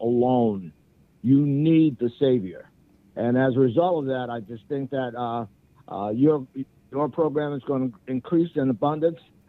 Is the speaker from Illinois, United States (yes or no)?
no; Little Rock, Arkansas, United States; now in Hilton Head Island, United States; I am from Little Rock, Arkansas